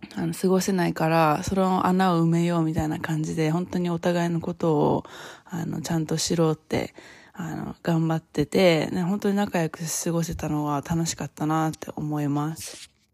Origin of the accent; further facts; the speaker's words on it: Japan; moved away as an adult; now in United States; 今まで自分が育ってきた 日本の文化